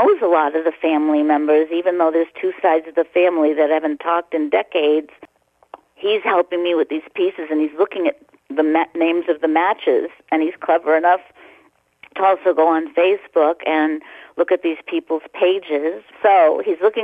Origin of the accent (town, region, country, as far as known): Boston, Massachusetts, United States; born or raised there